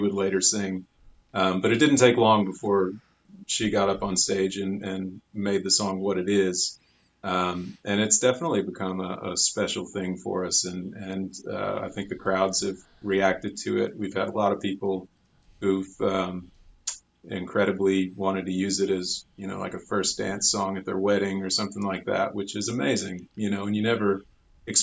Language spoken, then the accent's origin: English; Waco, Texas, United States; also born or lived in Austin, Texas; I grew up in Waco